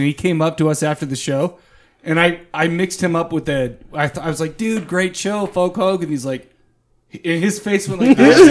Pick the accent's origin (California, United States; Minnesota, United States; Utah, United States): Utah, United States; Farmington; I grew up in a very similar town, though, Farmington, Utah.